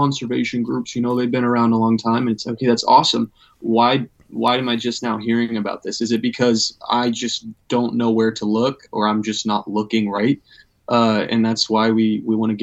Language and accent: English; Everett, Washington, United States; I'm actually stationed here in my home, pretty much my hometown, Everett, Washington